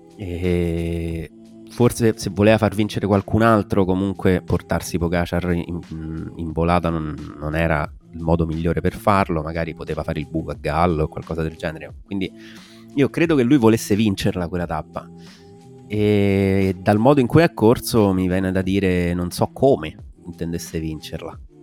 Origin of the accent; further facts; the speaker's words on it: Alsace, Grand Est, France; moved away; trattandosi di Alsazia eh, si tratta effettivamente della mia terra natale